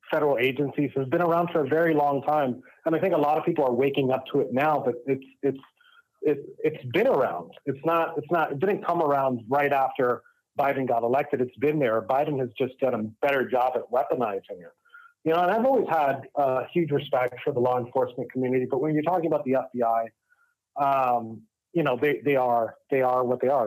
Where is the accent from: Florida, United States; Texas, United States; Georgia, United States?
Florida, United States; Miami; um, I was born and raised out of Miami, Florida, um, from Cuban parents. Uh, raised in a very, you know, anti-authoritarian home. You know, specifically anti-communist home.